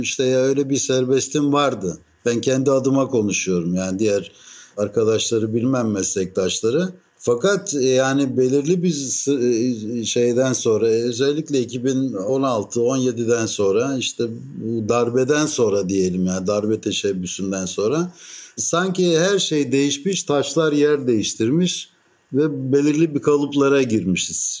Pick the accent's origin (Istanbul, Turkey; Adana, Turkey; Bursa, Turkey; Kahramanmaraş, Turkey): Istanbul, Turkey; now in Athens, Greece; ben İstanbullu bir Rum'um